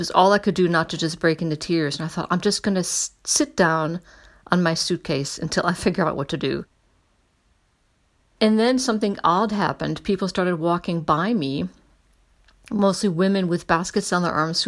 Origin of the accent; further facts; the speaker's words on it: United States; I'm an American